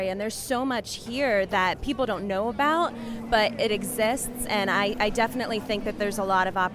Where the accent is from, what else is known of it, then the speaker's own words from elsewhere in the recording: Youngstown, Ohio, United States; also born or lived in Akron, Ohio / Disney World, Florida; I grew up in Youngstown. I came back uh, after working in Disney World for a while because I just love the area and my family's here.